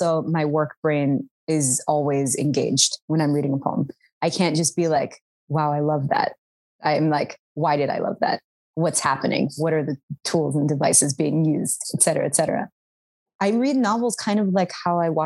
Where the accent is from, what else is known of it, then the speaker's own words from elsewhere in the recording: Washington, District of Columbia, United States; accent: Sudani; I did not grow up in the suburbs. I grew up in Washington, D.C.